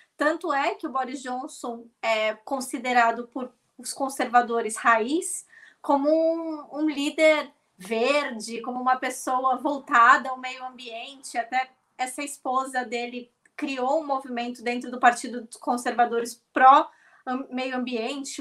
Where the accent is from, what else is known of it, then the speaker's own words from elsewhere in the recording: Brazil; now in Scotland, United Kingdom; nós somos do Brasil